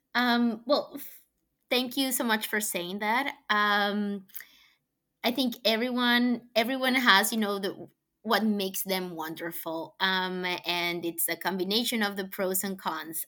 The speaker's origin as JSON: {"language": "English", "country": "Colombia", "tie": "born or raised there", "second_language": "English", "moved": "as an adult", "lives_now": "United States", "said": "I was born in Colombia. I grew up there."}